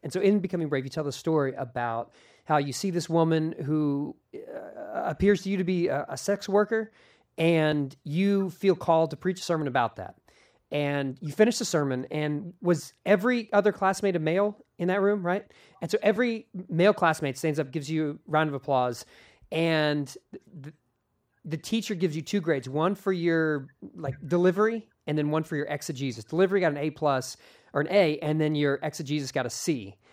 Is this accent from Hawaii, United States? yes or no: no; Philadelphia, Pennsylvania, United States; also born or lived in Phoenixville, Pennsylvania; I was born in Philadelphia, West Philadelphia, to be exact, is where I was born and raised